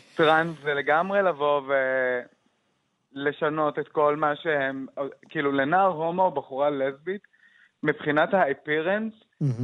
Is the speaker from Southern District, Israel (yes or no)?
no; Jaffa, Tel Aviv District, Israel; כשאני יצאתי מהארון ביפו, יצאתי בגיל 15